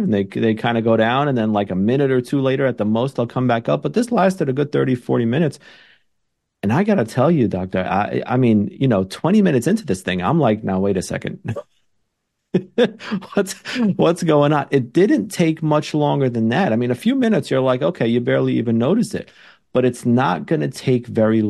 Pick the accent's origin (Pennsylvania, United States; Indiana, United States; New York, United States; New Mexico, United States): New York, United States; New York City; I'm born and raised in New York City